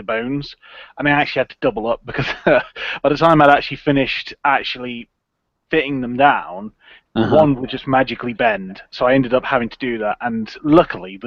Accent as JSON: {"language": "English", "region": "England", "country": "United Kingdom", "said": "I'm from England, as you can probably guess from my accent"}